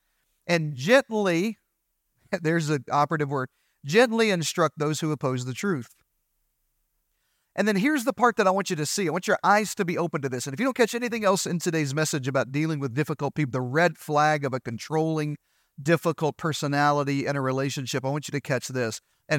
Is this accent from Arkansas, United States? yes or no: yes; Arkansas, United States; You know, I'm from Eastern Arkansas, so I have a few colloquial phrases that just, I don't even know sometimes if they add value to you or make sense in this